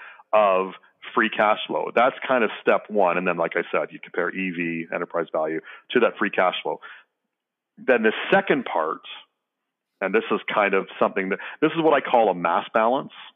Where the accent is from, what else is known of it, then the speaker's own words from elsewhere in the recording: Canada; I'm Canadian